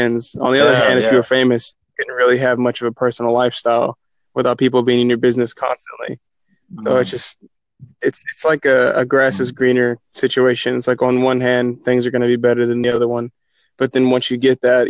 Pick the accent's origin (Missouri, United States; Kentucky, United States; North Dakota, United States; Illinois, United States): Kentucky, United States; I'm from America, and like a middle of the country, it's called Kentucky